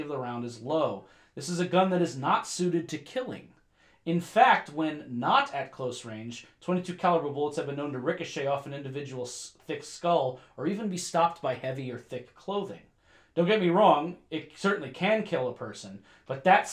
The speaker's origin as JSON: {"language": "English", "region": "New York", "country": "United States", "said": "I'm a New Yorker by blood"}